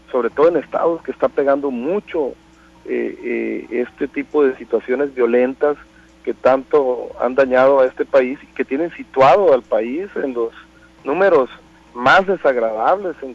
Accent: Mexico; yo creo que como un mexicano con principios

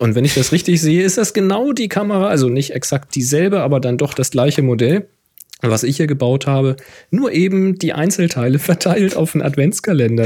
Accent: Hamburg, Germany; Hamburg sein. Die Kräne ganz typisch. Mag ich natürlich meine Heimat

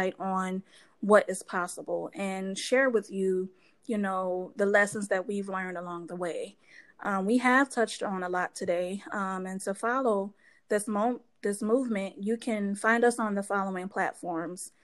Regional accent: New Orleans, Louisiana, United States; now in Madison, United States; I grew up in New Orleans

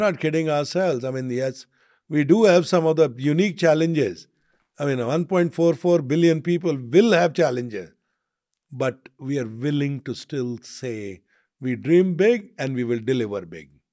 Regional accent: India; being an Indian

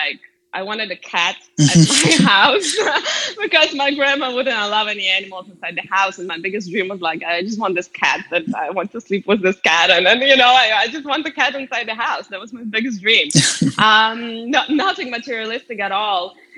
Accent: France; now in London, United Kingdom; And I also have this mix of general culture between being from Eastern Europe and also having grown up in France and now living in London.

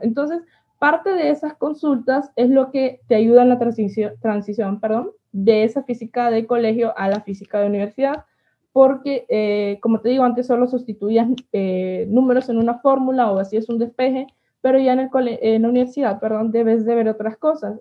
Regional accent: El Paraíso, Honduras; Nací en un pequeño pueblo aquí de Honduras, un pueblo cafetalero llamado El Paraíso

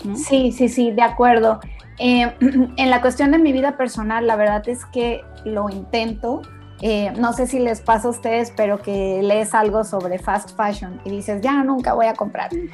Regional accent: Tabasco, Mexico; now in Guadalajara, Mexico; soy tabasqueña, llevo casi 18 años viviendo en Guadalajara

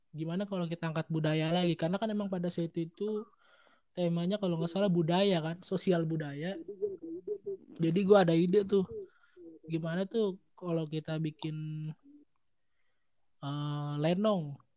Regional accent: Jakarta, Indonesia; yang membuat gue tahu gue orang Betawi itu pertama

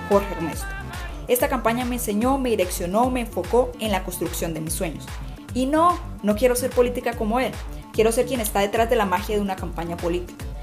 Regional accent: Casanare, Colombia; una mujer casanareña enamorada de su llano, de su gente y de su región

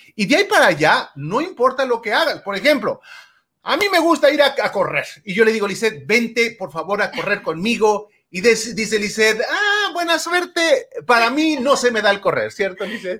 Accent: Mexico; now in United States; crecí en México y allá no acostumbraba mucho la lectura

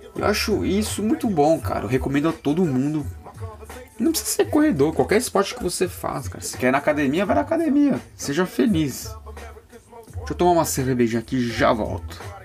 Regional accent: São Paulo, Brazil; sou de São Paulo

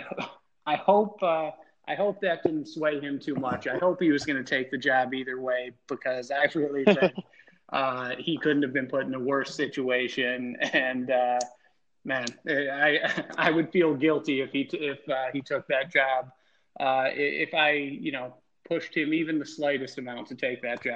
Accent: Buffalo, New York, United States; moved away as an adult; now in Omaha, United States; I'm from Buffalo, New York. I grew up in Buffalo through high school

